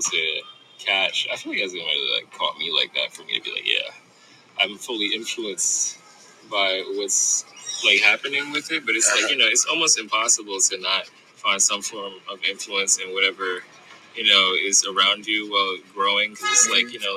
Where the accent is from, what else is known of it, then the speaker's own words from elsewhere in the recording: New York City, New York, United States; I was born and raised in Crown Heights. Like, I lived in this neighborhood